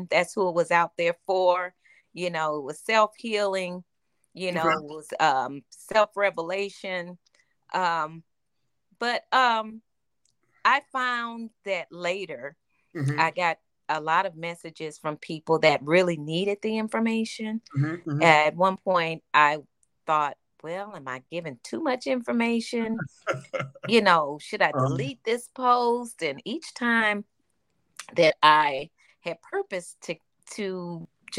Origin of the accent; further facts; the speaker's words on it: Flint, Michigan, United States; also born or lived in Chattanooga, Tennessee / Nashville, Tennessee / Florida; now in Douglasville, United States; I'm originally from Flint, Michigan